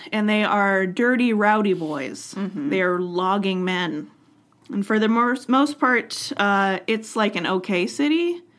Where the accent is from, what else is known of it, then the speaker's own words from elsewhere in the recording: Alaska, United States; now in Washington, United States; I grew up in Alaska. We only had an outhouse.